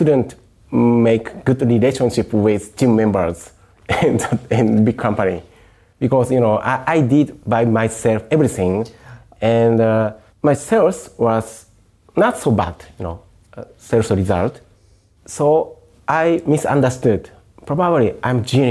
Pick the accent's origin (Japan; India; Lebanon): Japan; born or raised there